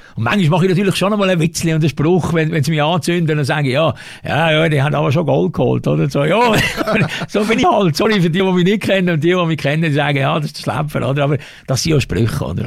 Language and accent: German; Switzerland; als Schweizer